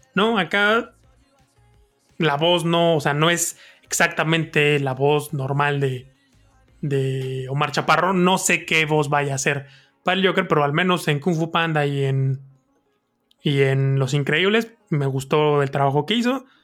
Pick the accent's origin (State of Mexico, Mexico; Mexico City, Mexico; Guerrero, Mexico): Mexico City, Mexico; nacimos y crecimos en Iztapalapa